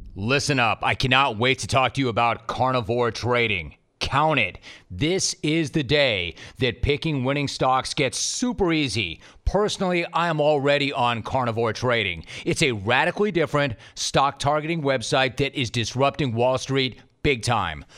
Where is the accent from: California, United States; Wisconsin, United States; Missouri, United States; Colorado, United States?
California, United States; Los Angeles; also born or lived in Calabasas; I grew up in Los Angeles, actually middle school and high school in Calabasas, the San Fernando Valley, the 818 baby